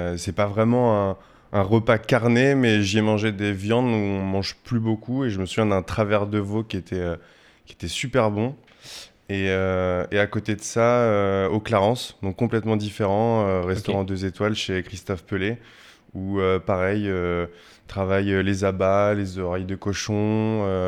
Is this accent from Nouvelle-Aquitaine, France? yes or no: yes; Poitiers, Nouvelle-Aquitaine, France; moved away as an adult; now in Paris, France; Alors moi je suis né à Poitiers, donc jusqu'à l'âge de mes 18 ans j'ai vécu à Poitiers